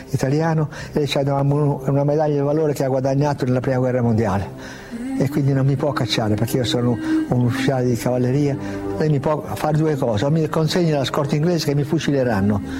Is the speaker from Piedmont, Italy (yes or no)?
yes; Piedmont, Italy; E poi eh, da piemontese fesso, testardo, io ho detto no, io devo andare.